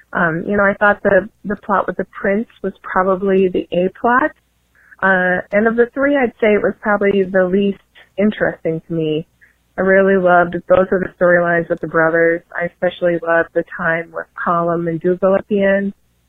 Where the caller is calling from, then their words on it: Illinois, United States; I'm from Illinois.